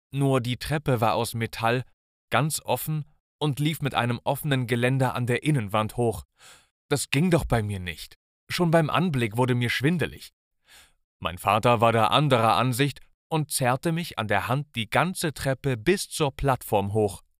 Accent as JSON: {"language": "German", "town": "Münster", "region": "North Rhine-Westphalia", "country": "Germany", "tie": "born or raised there", "said": "Ich bin in Münster aufgewachsen und in Münster, da muss jedes Kind einfach Fahrrad fahren können."}